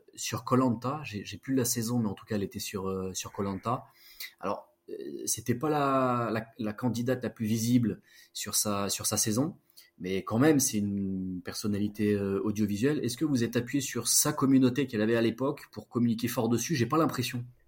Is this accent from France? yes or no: yes; Grenoble, Auvergne-Rhône-Alpes, France; je viens de Grenoble